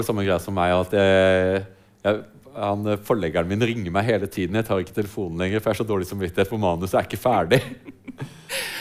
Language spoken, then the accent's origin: Norwegian; Sørlandet, Norway; Jeg vokste opp på Sørlandet